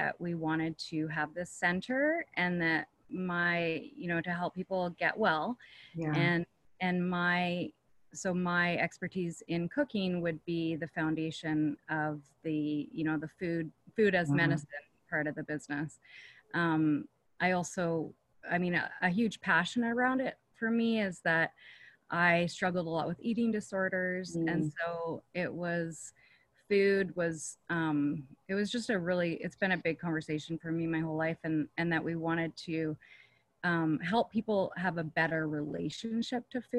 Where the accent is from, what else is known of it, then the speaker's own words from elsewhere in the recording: Canada; moved away; I'm from Canada originally